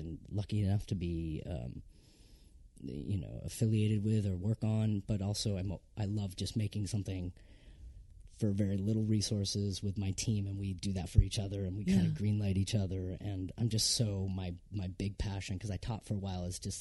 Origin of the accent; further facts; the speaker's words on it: Vermont, United States; moved away; also born or lived in San Francisco; I grew up in Vermont, working class